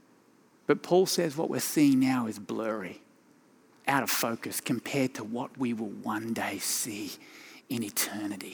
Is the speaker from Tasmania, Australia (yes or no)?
yes; Tasmania, Australia; moved away as an adult; also born or lived in Sydney, Australia; now in Colorado, United States; My accent originated in my home state of Tasmania